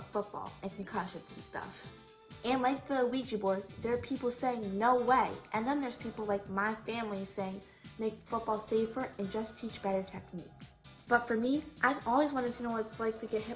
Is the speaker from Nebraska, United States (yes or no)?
no; New York City, New York, United States; I was raised in New York City.